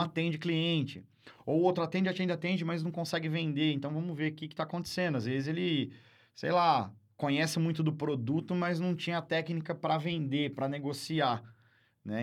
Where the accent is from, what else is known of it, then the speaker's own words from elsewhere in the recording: Barra Bonita, São Paulo, Brazil; now in Marília, Brazil; eu não sou de Marília, né? É. Eu nasci em Barra Bonita, para quem não conhece, aqui é uma cidade turística aqui perto de Jaú, Barra, é, Bauru, ali, aquela região. E lá, minha infância toda